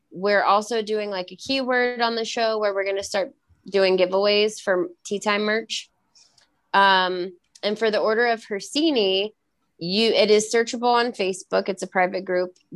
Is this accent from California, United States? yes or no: yes; California, United States; and I'm from California.